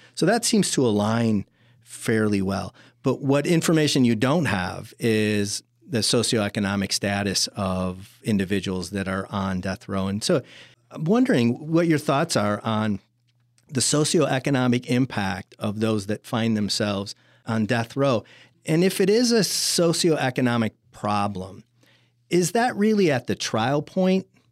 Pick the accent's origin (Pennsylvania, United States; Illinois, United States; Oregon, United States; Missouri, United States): Illinois, United States; Chicago; moved away; I'm from Chicago originally